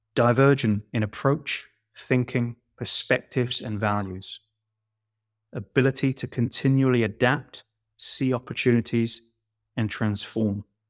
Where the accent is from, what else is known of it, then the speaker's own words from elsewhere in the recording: London, United Kingdom; a poor boy from Shepherd's Bush